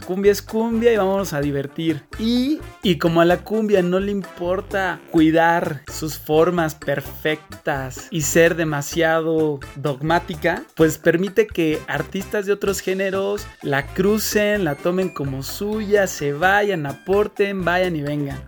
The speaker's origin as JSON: {"language": "Spanish", "country": "Mexico", "said": "los mexicanos la sentimos como todo un clásico"}